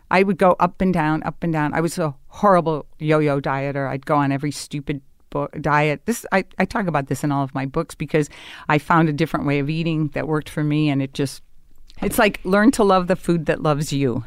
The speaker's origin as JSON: {"language": "English", "town": "Chicago", "region": "Illinois", "country": "United States", "tie": "born or raised there", "moved": "yes", "said": "My, my, my whole neighborhood was very Polish and German."}